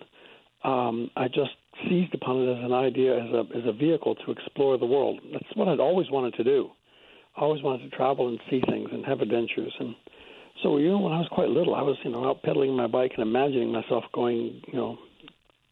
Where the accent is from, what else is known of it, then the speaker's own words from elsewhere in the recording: New Hampshire, United States; moved away as an adult; also born or lived in Australia; now in United Kingdom; I grew up in New Hampshire, but I emigrated to Australia many, many years ago. And spent most of my life there until I came to Britain a few years ago.